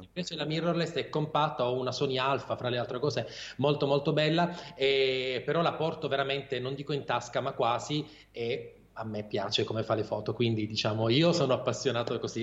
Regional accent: Taranto, Apulia, Italy; moved away as an adult; now in Bari, Italy; io sono originario di Taranto, sono pugliese ovviamente, però da anni vivo a Bari

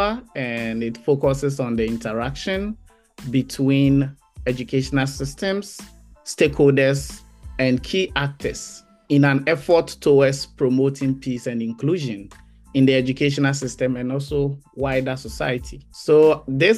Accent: Ghana; moved away as an adult; also born or lived in Bristol, United Kingdom / Canada; I am a teacher and originally from Ghana. I grew up in Ghana and spent most of my adult life there

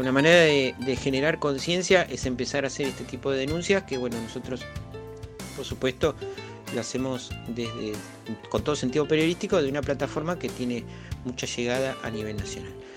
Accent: Argentina; nuestra como argentinos

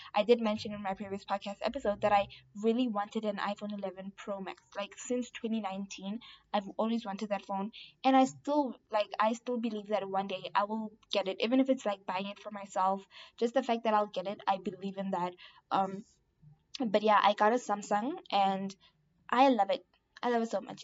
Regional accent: South Africa; I'm South African

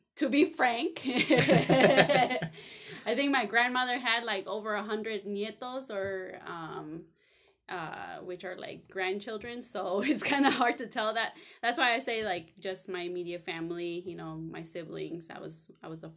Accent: Cicero, Illinois, United States; I grew up in Cicero, Illinois

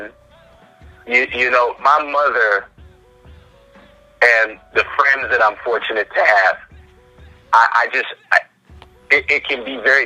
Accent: Canada; accent: Canadian; my Canadian accent would crack a bit

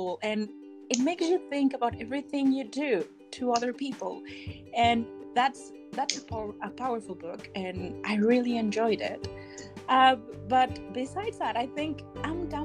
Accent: Mexico; I'm from Mexico.

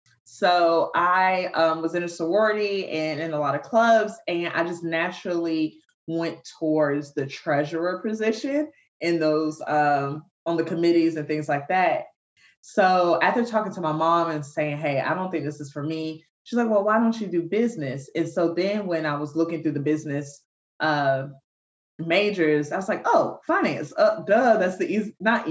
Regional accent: Savannah, Georgia, United States; moved away as an adult; now in Atlanta, United States; I'm originally from Savannah, Georgia

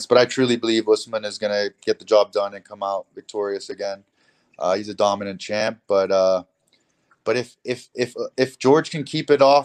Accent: Hong Kong; I'm from Hong Kong.

